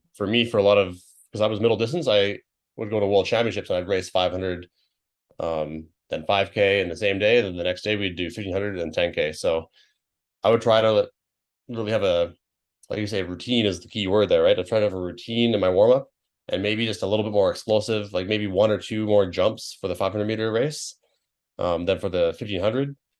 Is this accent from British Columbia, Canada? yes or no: yes; British Columbia, Canada; my home province where I grew up